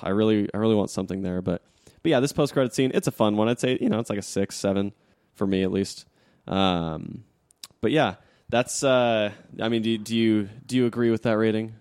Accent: Utah, United States; also born or lived in Arizona; I was born in Arizona and, and, you know, like, I didn't, I wasn't raised there. I was raised in Utah

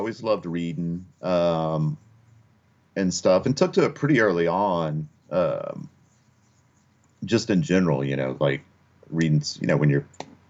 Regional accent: Kentucky, United States; also born or lived in Upper Peninsula, Michigan / Okinawa, Japan; now in Portland, United States; That's where I was born in Kentucky, and then sort of bounced around early on. My dad was Air Force, so it's like born in Kentucky, lived in Upper Peninsula, Michigan for a while, lived in Okinawa, Japan for a while, and then ended up back in Kentucky until I moved out to Portland, really.

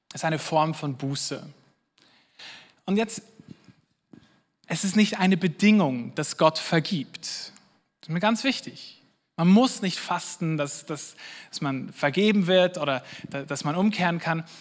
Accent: Switzerland; wir als Schweizer

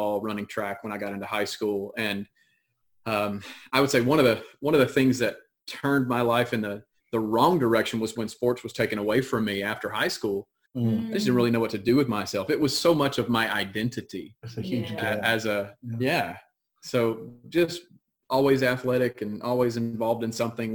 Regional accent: Monroe, Louisiana, United States; I grew up in Monroe, Louisiana.

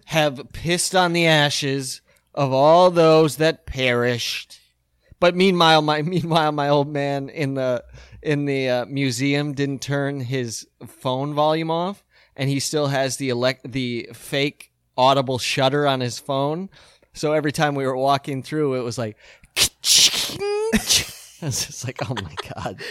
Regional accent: Midwest, United States; we grew up in the Midwest

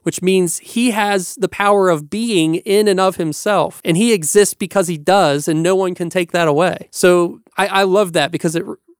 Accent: Appalachia, United States; I'm Appalachian

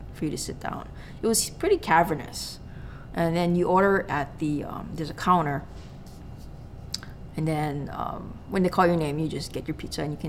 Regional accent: Honolulu, Hawaii, United States; my hometown of Hawaii Kai

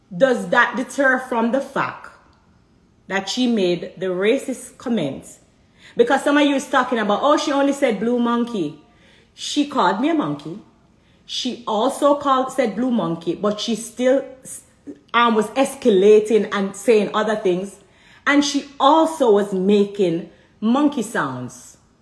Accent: Jamaica; I'm Jamaican

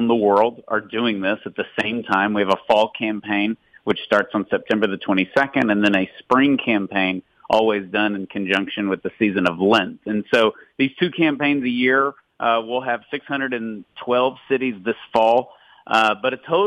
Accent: Tyler, Texas, United States; I'm from Tyler, Texas, which is literally 3 or 4% Catholic

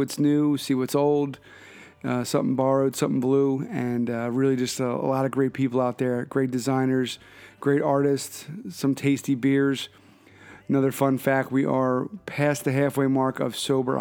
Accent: Philadelphia, Pennsylvania, United States; moved away; checking in from my hometown of Philadelphia

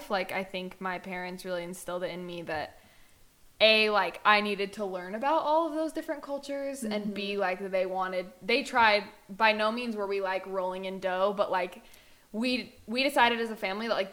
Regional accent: Utah, United States; born or raised there

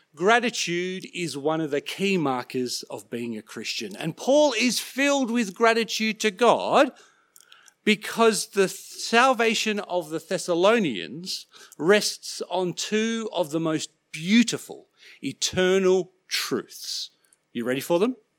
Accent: Sydney, New South Wales, Australia; growing up in Sydney, I used to love catching ferries across Sydney Harbour.

